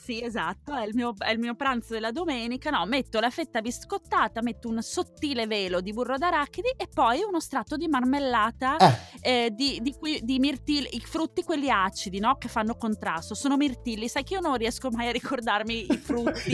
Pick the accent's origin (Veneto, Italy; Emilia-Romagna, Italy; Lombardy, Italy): Veneto, Italy; now in Germany; dalle mie parti non intendo dove si parla latino, ma intendo dove si parla dialetto veneto